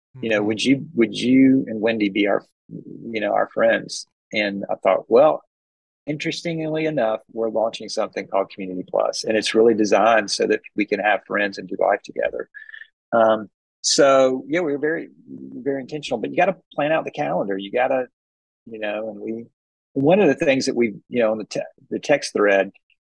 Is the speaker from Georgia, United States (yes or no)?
yes; Atlanta, Georgia, United States; I'm from Atlanta